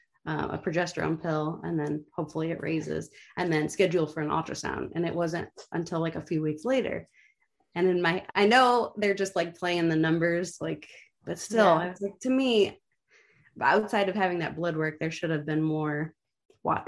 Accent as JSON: {"language": "English", "town": "Sandusky", "region": "Ohio", "country": "United States", "tie": "born or raised there", "said": "I was born in Sandusky"}